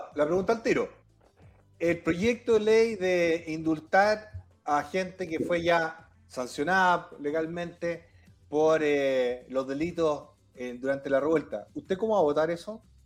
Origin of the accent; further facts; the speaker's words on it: Maipú, Santiago Metropolitan Region, Chile; yo crecí en Maipú también